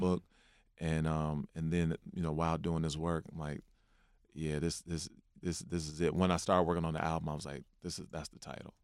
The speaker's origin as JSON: {"language": "English", "town": "Chicago", "region": "Illinois", "country": "United States", "said": "I'm a poet from Chicago."}